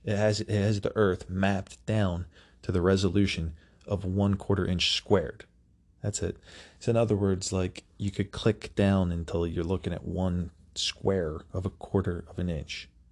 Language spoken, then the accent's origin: English; United States; as an American